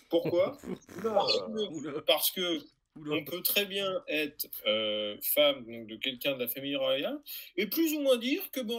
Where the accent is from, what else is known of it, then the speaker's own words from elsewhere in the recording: France; J'ai envie de dire qu'en tant que Français, toutes les personnes qui chient sur l'Angleterre sont les bienvenues.